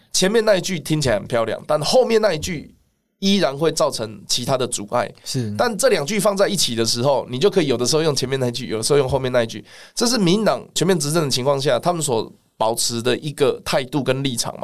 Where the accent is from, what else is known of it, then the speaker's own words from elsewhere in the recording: Taiwan; 我明明是台湾人